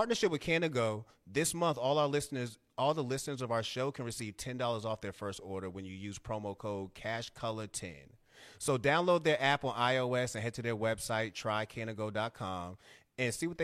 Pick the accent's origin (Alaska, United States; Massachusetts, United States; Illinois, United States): Massachusetts, United States; Boston; I'm from Boston. So growing up in the city